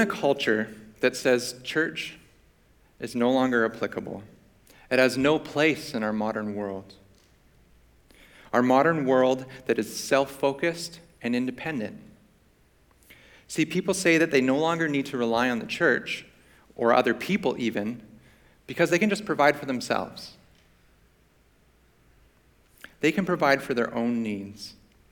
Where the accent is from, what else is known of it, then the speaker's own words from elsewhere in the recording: Vancouver, British Columbia, Canada; I grew up in Vancouver, so not too far from here